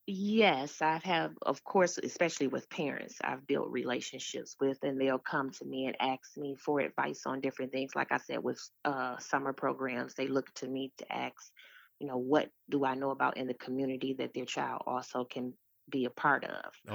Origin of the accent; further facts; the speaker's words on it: Detroit, Michigan, United States; I'm from Detroit, Michigan. I am a product of the D P S school system